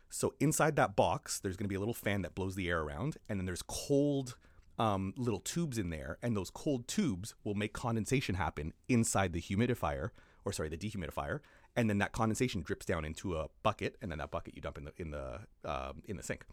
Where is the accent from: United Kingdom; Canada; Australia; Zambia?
Canada; now in New Zealand; I, as a Canadian